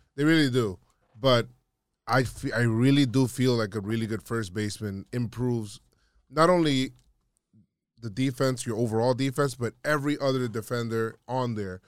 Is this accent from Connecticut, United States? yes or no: no; New York City, New York, United States; I lived in the Bronx, I grew up in the Bronx